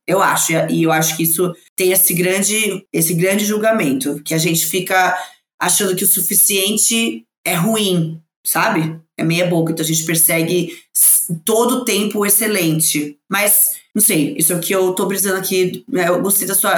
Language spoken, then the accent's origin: Portuguese; São Paulo, Brazil; sou de São Paulo